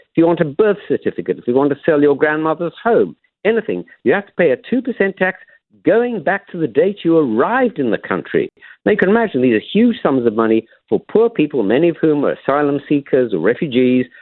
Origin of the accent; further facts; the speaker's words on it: South Africa; now in London, United Kingdom; I'm a South African by origin